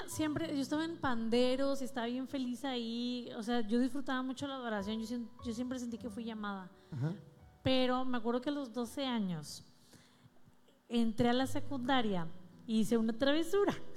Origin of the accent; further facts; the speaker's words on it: Ciudad Victoria, Tamaulipas, Mexico; moved away as an adult; now in Monterrey, Mexico; A los 18 años me fui, me vine a Monterrey porque soy, de Ciudad Victoria